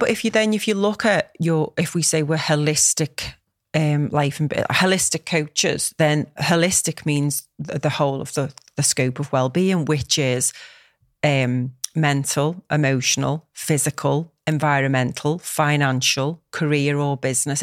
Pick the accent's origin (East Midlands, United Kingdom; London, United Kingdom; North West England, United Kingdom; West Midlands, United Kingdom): North West England, United Kingdom; Liverpool; Knowsley, which is the borough where I live, and it's amazing 'cause this is where I'm from